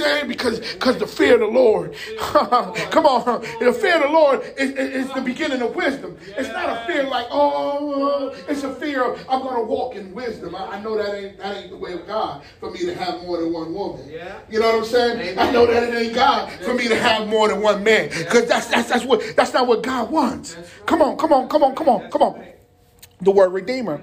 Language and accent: English; Jersey City, New Jersey, United States; moved away; I'm from Jersey City.